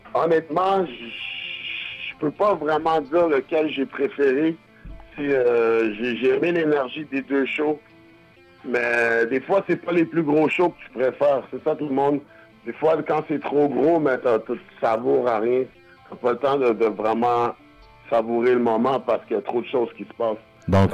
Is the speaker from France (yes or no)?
no; Quebec, Canada; also born or lived in Buffalo, New York, United States; On est québécois